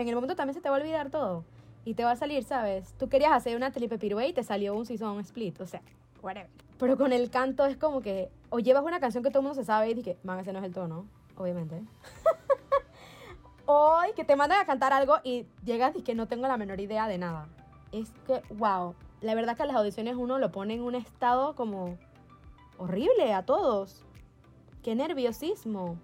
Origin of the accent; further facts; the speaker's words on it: Panama; moved away; yo vengo de Panamá donde tú entras y conoces dije, a todo el mundo